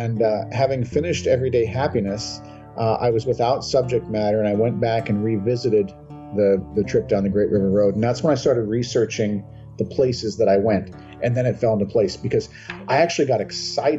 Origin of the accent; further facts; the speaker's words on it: Minnesota, United States; I'm out of my home state of Minnesota